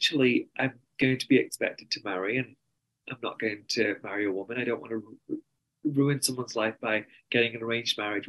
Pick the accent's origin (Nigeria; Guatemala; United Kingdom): United Kingdom; accent: very strong English accent; moved away as an adult; also born or lived in New York, United States; now in Salt Lake City, United States; I'm brown and I'm British